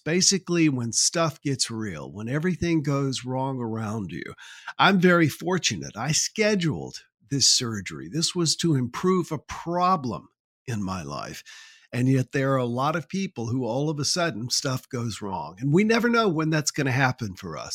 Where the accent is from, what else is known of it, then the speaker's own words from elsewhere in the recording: Columbia, South Carolina, United States; also born or lived in Manning, South Carolina; I was born in Manning, South Carolina, and grew up in Columbia, South Carolina.